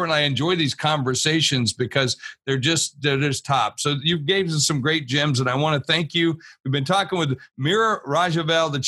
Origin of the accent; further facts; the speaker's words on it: Warner Robins, Georgia, United States; moved away; And so I grew up down in Warner Robins. My father was in the military